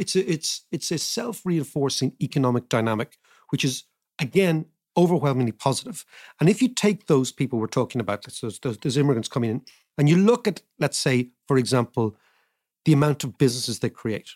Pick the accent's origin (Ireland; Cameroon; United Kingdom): Ireland; being Irish